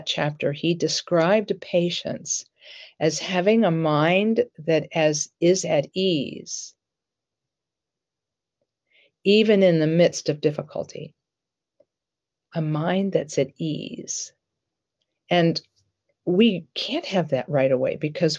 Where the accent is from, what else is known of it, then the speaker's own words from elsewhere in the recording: Columbus, Ohio, United States; I grew up in the Barnett Road area near Livingston Avenue